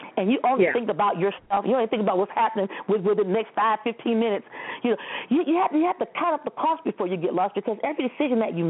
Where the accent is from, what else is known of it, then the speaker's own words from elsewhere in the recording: Toledo, Ohio, United States; I grew up in Toledo